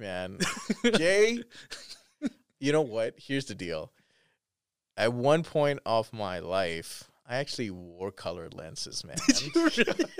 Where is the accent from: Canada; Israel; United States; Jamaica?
Canada; I'm Canadian